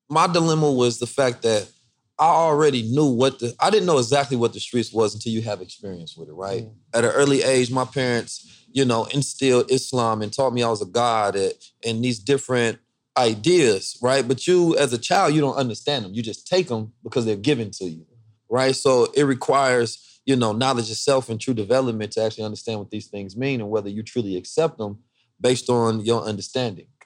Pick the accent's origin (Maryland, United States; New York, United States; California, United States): California, United States; Oakland; also born or lived in St. Louis; but I mean, I grew up in Oakland and St. Louis. You cannot not be in the streets.